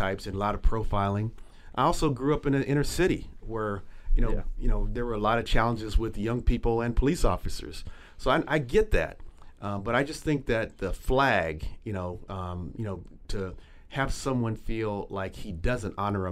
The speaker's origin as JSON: {"language": "English", "town": "Los Angeles", "region": "California", "country": "United States", "tie": "born or raised there", "said": "I grew up in Los Angeles with the Rams. As a kid"}